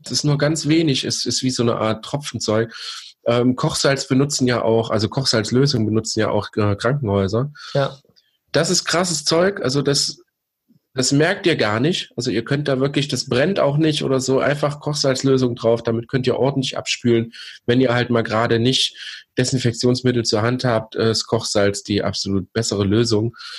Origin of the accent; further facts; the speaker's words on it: East Germany, Germany; wir sind gebürtige Ossis